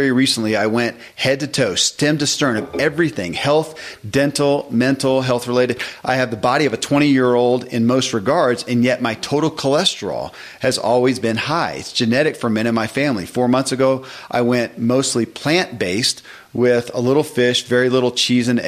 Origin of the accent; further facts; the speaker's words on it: the South, United States; I grew up in the South.